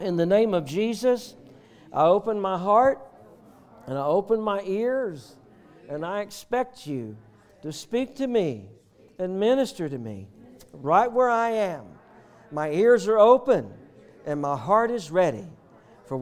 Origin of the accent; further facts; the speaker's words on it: the South, United States; we're from the South